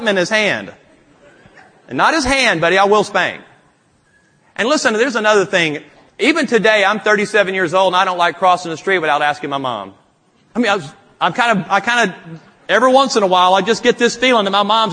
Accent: Louisiana, United States; I'm from Louisiana

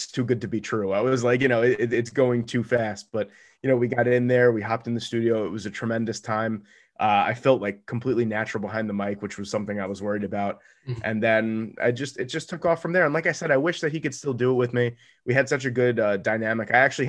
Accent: New York, United States; But me being a New Yorker, we like stereotypically don't really like Los Angeles.

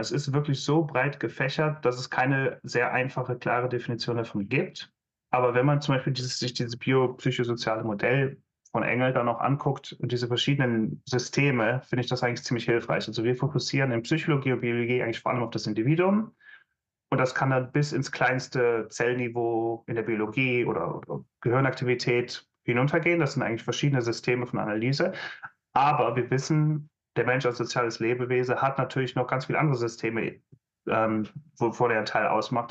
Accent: Aachen, North Rhine-Westphalia, Germany; moved away as an adult; also born or lived in Maastricht, Netherlands; ich komme aus der Hochburg des Maschinenbaus, aus Aachen

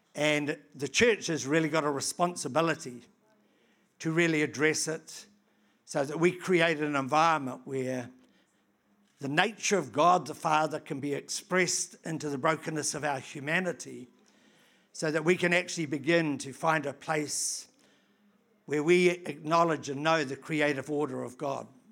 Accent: New Zealand; I come from New Zealand

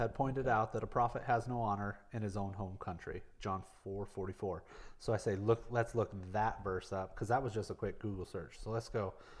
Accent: Bullhead City, Arizona, United States; moved away as an adult; also born or lived in Las Vegas; there were a lot of people in Bowlhead where I grew up

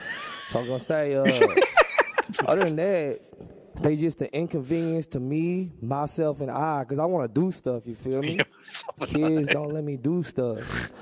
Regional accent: Oakland, California, United States; Just want to give a quick shout out to the Bay Area. I'm from East Oakland.

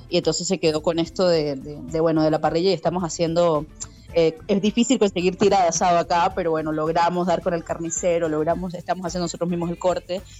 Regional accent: Venezuela; moved away as an adult; also born or lived in Buenos Aires, Argentina; yo como bueno venezolano en Buenos Aires

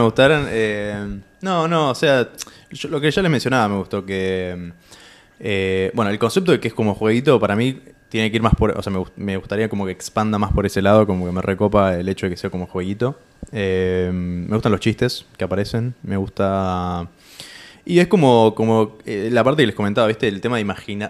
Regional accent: Tandil, Buenos Aires Province, Argentina; yo soy de Tandil y hay campo ahí

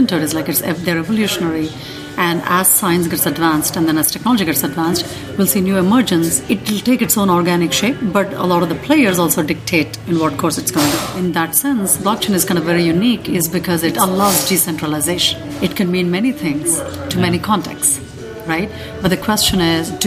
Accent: India; moved away as an adult; now in United States; I'm originally born and raised in India. I've been living in the US for the past 17 years

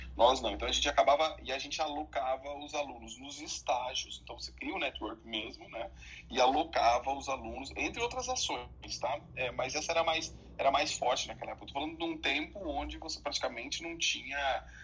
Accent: Brazil; do Brasil

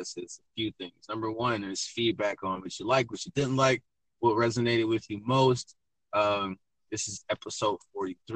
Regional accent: Michigan, United States; moved away as an adult; also born or lived in Phoenix, Arizona; I'm originally from Michigan, but I'm in love with Arizona

